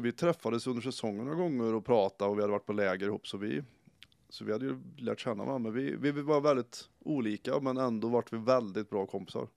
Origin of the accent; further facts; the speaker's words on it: Karlskoga, Örebro County, Sweden; gå klart skolan och hemma i Karlskoga